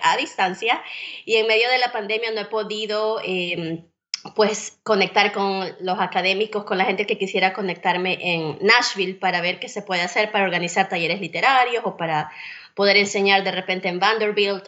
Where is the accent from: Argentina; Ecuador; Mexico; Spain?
Ecuador; Guayaquil, Guayas; moved away as an adult; also born or lived in Iowa, United States; now in Tennessee, United States; soy originalmente de Ecuador, de la ciudad de Guayaquil. Allí nací, crecí y viví buena parte de mi vida adulta.